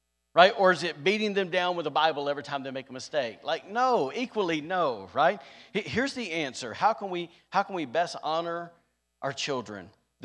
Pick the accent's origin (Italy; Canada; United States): United States; the South; now in Rockport, United States; I was from the South